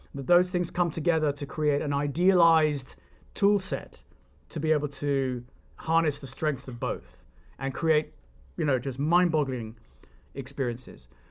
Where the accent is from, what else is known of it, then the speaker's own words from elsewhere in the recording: United Kingdom; moved away; I'm British, and therefore I grew up believing that it's not a bad thing.